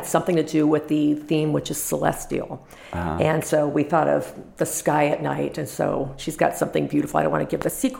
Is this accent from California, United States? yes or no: yes; Los Angeles, California, United States; born or raised there; moved away